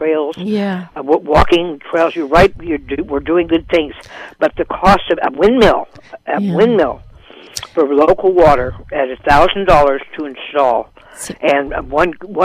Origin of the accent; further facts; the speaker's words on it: Contra Costa County, California, United States; also born or lived in Caspar, California / Laytonville, California; now in Willits, United States; I grew up in Contra Costa County